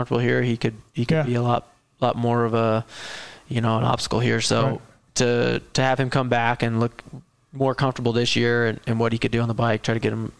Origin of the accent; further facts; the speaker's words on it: Illinois, United States; I'm from the Midwest, so, we got, a big yard and a barn and a track and everything in the backyard